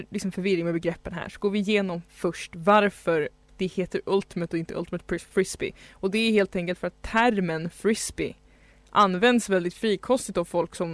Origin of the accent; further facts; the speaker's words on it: Stockholm, Stockholm County, Sweden; Stockholm är ju då min hemstad